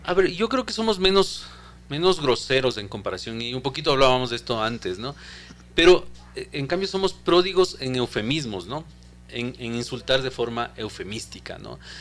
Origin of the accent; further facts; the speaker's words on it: Ecuador; lo que somos los ecuatorianos